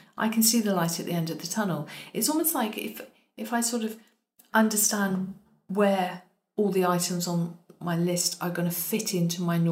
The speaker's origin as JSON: {"language": "English", "country": "United Kingdom", "said": "I was told that I'm so British, which is very true"}